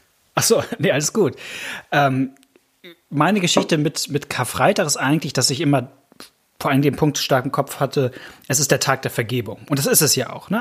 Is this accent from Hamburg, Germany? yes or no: yes; Hamburg, Germany; als Hamburger bin ich eigentlich HSV-Fan